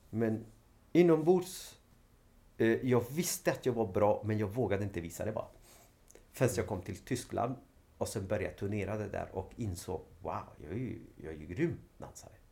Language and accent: Swedish; Sweden; Ja, men, nej, men jag är från Sverige.